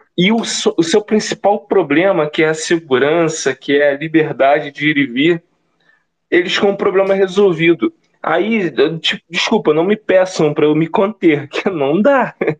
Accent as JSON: {"language": "Portuguese", "area": "Baixada Fluminense", "region": "Rio de Janeiro", "country": "Brazil", "said": "eu que venho da Baixada Fluminense, daquelas feiras livres em Caxias, Nova Iguaçu, Belfor Roxo"}